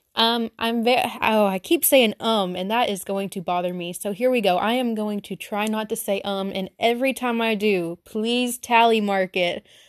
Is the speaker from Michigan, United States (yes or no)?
no; Arkansas, United States; accent: Southern; I'm very Southern, from Arkansas, lived here my whole life